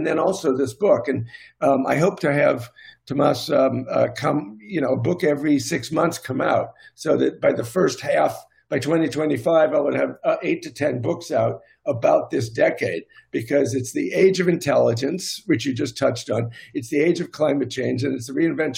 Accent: United States

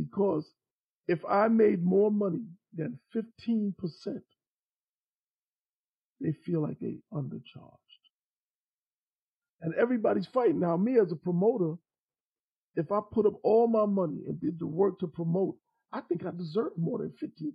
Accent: New York, United States; I'm from New York

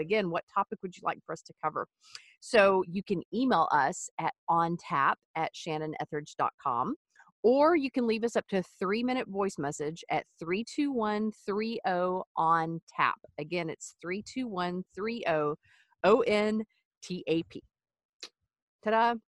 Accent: East Texas, United States; I grew up in the Wild West in East Texas

